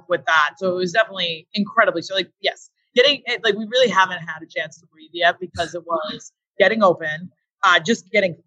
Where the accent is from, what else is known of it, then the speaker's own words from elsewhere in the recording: Princeton, Massachusetts, United States; I grew up in Princeton